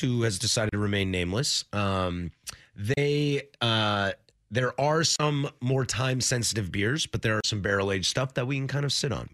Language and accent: English; Washington, United States; also born or lived in Idaho; now in Portland, United States; I grew up in Washington. I'm a Northwest native